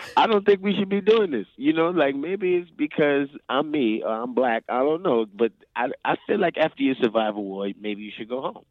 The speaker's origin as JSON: {"language": "English", "town": "New Orleans", "region": "Louisiana", "country": "United States", "said": "I'm actually from New Orleans"}